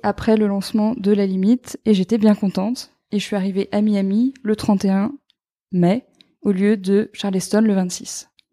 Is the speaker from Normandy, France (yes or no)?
yes; Normandy, France; j'ai grandi donc en Normandie au bord de la mer